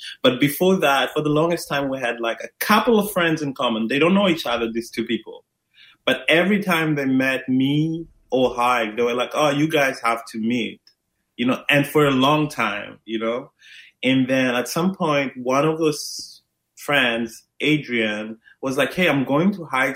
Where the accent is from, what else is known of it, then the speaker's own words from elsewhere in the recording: Maputo, Mozambique; I'm originally from Maputo, Mozambique, Southeast Africa.